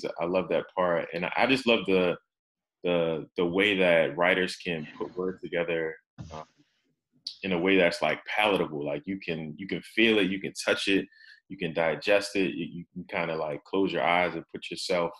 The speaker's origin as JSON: {"language": "English", "town": "Baltimore", "region": "Maryland", "country": "United States", "tie": "born or raised there", "said": "my hometown of Baltimore"}